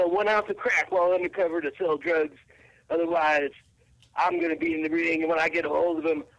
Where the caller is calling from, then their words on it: Tampa, Florida, United States; Tampa. But that doesn't matter.